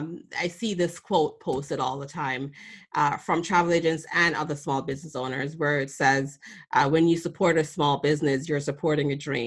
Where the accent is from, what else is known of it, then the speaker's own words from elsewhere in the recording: Boston, Massachusetts, United States; I'm from Boston